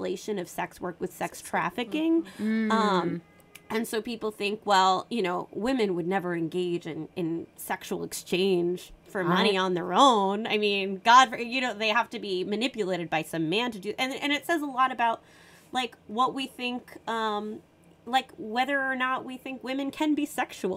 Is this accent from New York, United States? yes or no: yes; New York City, New York, United States; I grew up in New York City.